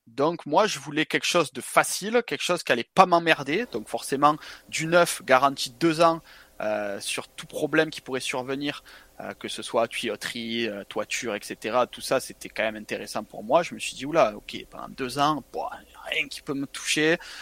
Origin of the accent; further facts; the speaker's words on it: Marseille, Provence-Alpes-Côte d'Azur, France; moved away as an adult; also born or lived in Montpellier / Toulon / Estonia; now in Thailand; je suis marseillais. Donc euh, j'ai vécu ma vie dans le sud-est, Marseille, Montpellier, Toulon